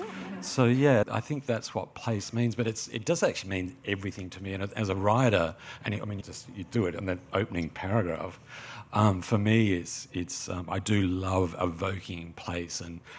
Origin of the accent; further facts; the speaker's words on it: Sydney, New South Wales, Australia; Yeah, I grew up in Sydney and I spent the first 18 years of my life on the North Shore